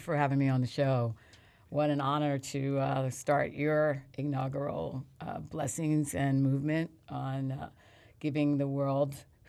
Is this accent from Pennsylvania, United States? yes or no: yes; Philadelphia, Pennsylvania, United States; also born or lived in Reading; The town that I was born in is called Reading, Pennsylvania, which is right outside of Philly.